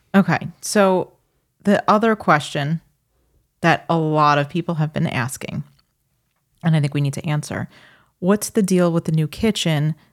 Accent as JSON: {"language": "English", "town": "New York City", "region": "New York", "country": "United States"}